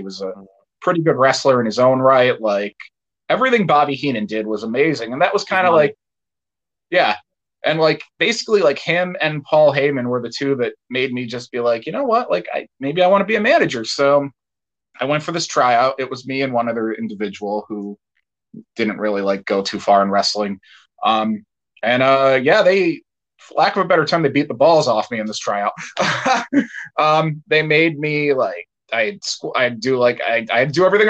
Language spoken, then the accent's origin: English; Dunmore, Pennsylvania, United States; I'm originally from Dunmore, which is, like, near Scranton